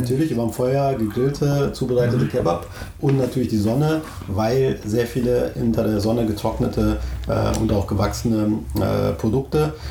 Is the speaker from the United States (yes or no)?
no; Turkey; uns Türken